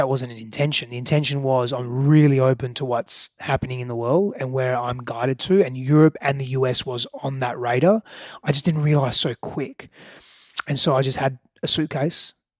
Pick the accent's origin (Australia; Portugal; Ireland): Australia; moved away as an adult; now in United States; I moved from Australia, a bigger fish in a small pond, to move into the US being a very small fish in a very bigger, far bigger